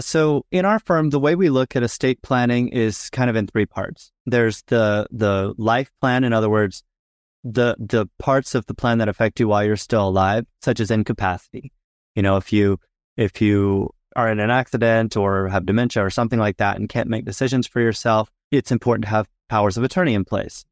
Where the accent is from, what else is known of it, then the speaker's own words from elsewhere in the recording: Florida, United States; moved away as an adult; also born or lived in Utah / Washington, D.C. / Houston, Texas; now in Southern Utah, United States; I was born and raised in Florida, go back actually several